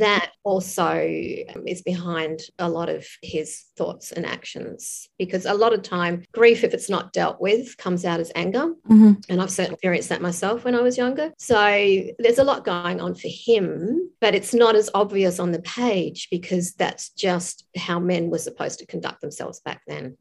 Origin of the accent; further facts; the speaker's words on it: Tasmania, Australia; moved away; I grew up in Tassie, but I haven't lived here for a while.